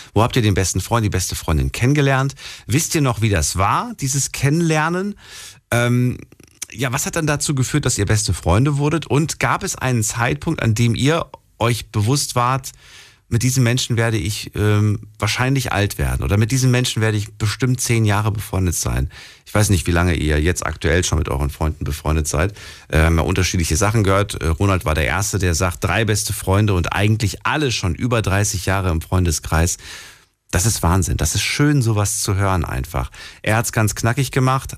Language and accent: German; Frankfurt, Hesse, Germany; ich komme aus Frankfurt